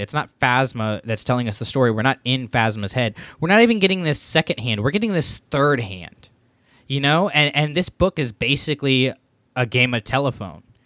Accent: Florida, United States; moved away; I'm from Florida. I left Florida not on the best of terms

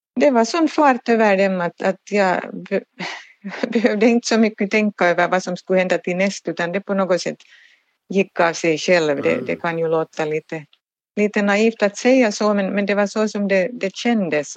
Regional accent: Turku, Southwest Finland, Finland; jag är själv Åbobo och, och har alltid bott här i Åbo

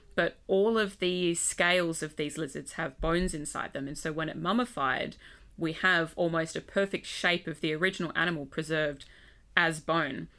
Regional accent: Western Australia, Australia; also born or lived in Adelaide, South Australia; moved to W A as a kid, grew up there, went to school there

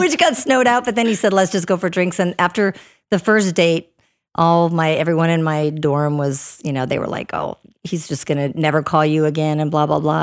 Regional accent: Minnesota, United States; moved away; also born or lived in Northern Virginia / North Dakota; I'm originally from Minnesota, so I grew up in the snow and the cold

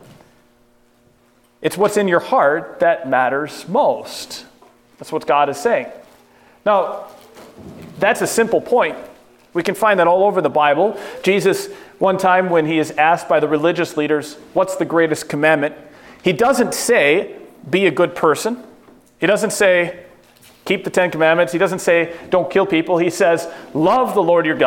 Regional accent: United States; As American

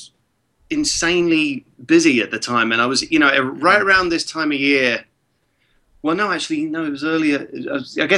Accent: Prague, Czechia; English is a second language; moved away; when I was a kid in Prague and I didn't speak English yet

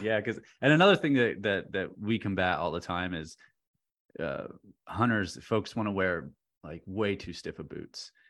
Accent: central Pennsylvania, United States; now in Northern Virginia, United States; central Pennsylvania where I'm from

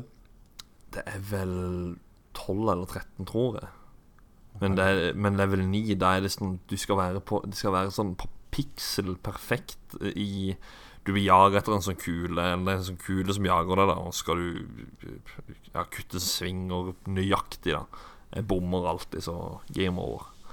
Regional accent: Kristiansand, Agder, Norway; den bydelen av Vågsbygd, som det heter der jeg er ifra

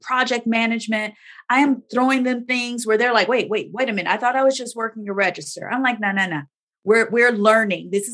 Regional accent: Gary, Indiana, United States; moved away as an adult; also born or lived in Chicago suburbs, Illinois; now in Big Rapids, United States; I was born and raised in Gary, Indiana, but lived in the Chicago suburbs almost my entire career.

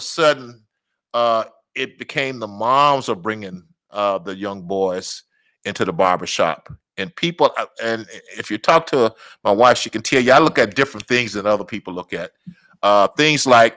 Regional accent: Natchez, Mississippi, United States; now in Minneapolis, United States; I'm from Natchez, Mississippi

